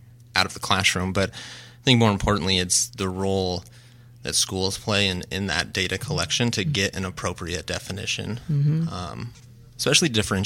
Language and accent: English; Denver, Colorado, United States; moved away as an adult; also born or lived in Kearney, Nebraska; now in Houston, United States; I'm originally from Denver, Colorado